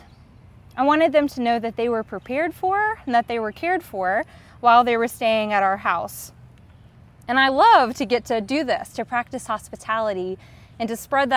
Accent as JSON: {"language": "English", "region": "the American South", "country": "United States"}